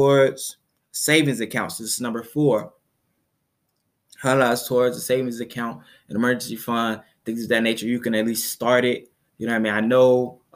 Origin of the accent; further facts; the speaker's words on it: Chicago, Illinois, United States; I am from Chicago.